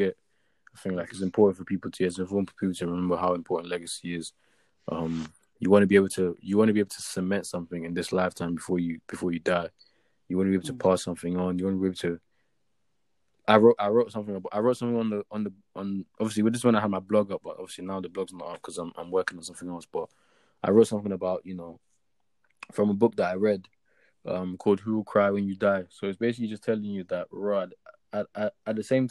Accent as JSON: {"language": "English", "region": "Lagos", "country": "Nigeria", "tie": "born or raised there", "also_born_or_lived": "Ibadan, Nigeria / Seven Sisters, Tottenham, London / South London", "moved": "yes", "lives_now": "London, United Kingdom", "said": "I'm Nigerian, born and raised."}